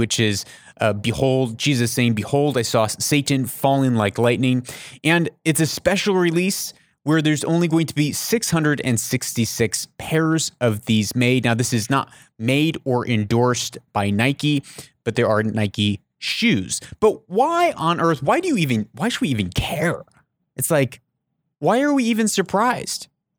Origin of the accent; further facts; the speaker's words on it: Papua New Guinea; I grew up in Papua New Guinea.